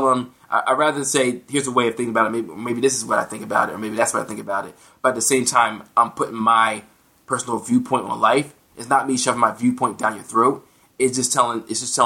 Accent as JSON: {"language": "English", "country": "United States", "said": "as an American"}